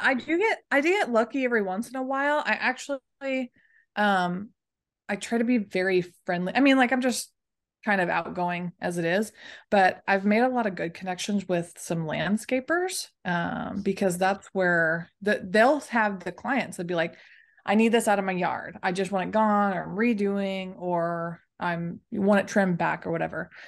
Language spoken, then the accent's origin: English; Dallas, Texas, United States; I'm from Dallas, Texas. That's where I was pretty much born and raised, and that's where I still currently am